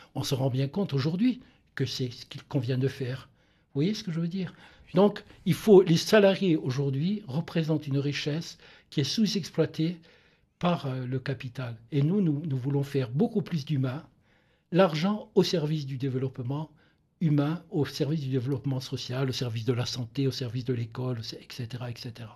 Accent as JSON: {"language": "French", "town": "Ajaccio", "region": "Corsica", "country": "France", "tie": "born or raised there", "said": "moi qui viens de, Corse, je suis né donc à Ajaccio"}